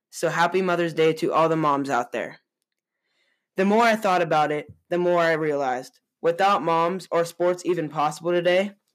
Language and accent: English; Boise, Idaho, United States; also born or lived in San Jose, California; I am 14 years old, about to enter the ninth grade. I was born in San Jose, California, and I moved to Boise, Idaho in 2016 with my brother, sister, and my parents